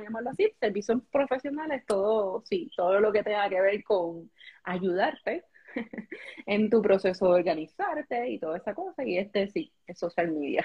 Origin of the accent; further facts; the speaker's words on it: Puerto Rico; aquí los puertorros